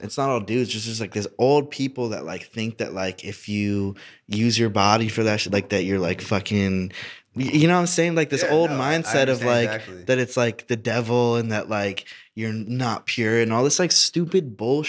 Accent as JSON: {"language": "English", "region": "Indiana", "country": "United States", "said": "I'm from Indiana. Conservative as fuck."}